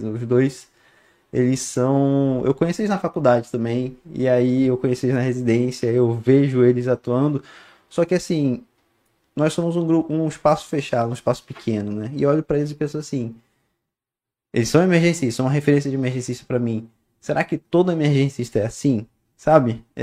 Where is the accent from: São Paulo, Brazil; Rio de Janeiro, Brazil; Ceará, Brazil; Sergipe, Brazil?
Rio de Janeiro, Brazil; Niterói; Não, pô, eu sou, eu sou de Niterói. Eu sou, eu sou de Niterói. Eu sou da praia.